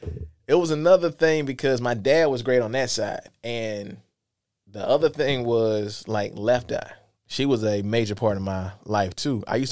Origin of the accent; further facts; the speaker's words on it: Lithonia, Georgia, United States; also born or lived in Columbia; I was born in Columbia, but my mom moved me when we was, like, six, like, to East Atlanta where my aunt stayed at. So we stayed in, like, Lithonia, Georgia, Stone Mountain area.